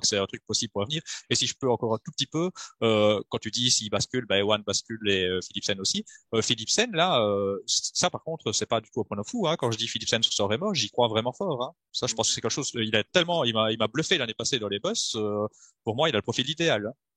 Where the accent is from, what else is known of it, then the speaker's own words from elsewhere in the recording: Belgium; je suis belge